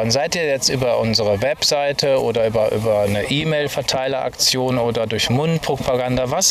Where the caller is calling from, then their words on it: Koblenz, Rhineland-Palatinate, Germany; hier ist … von Koblenz.